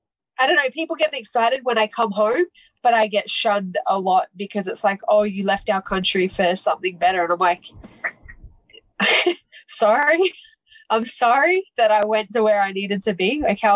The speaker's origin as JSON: {"language": "English", "country": "Australia", "moved": "as an adult", "lives_now": "California, United States"}